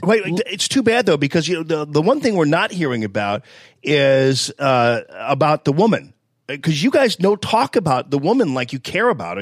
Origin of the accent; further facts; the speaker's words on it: University City, Missouri, United States; I was from Yu City